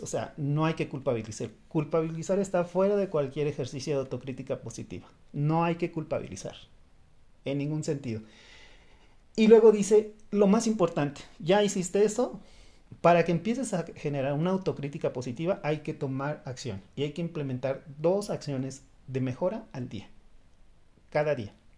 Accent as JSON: {"language": "Spanish", "country": "Mexico", "said": "Los mexicanos"}